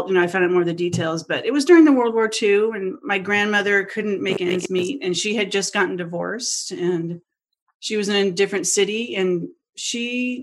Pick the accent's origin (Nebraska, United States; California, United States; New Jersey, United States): California, United States; Los Angeles; I'm from Los Angeles originally. I'm from the Valley. I was born in Encino, so I'm literally a Valley girl